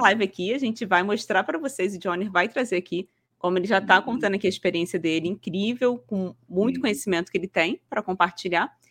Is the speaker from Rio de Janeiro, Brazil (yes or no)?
yes; Rio de Janeiro, Brazil; now in Paraná, Brazil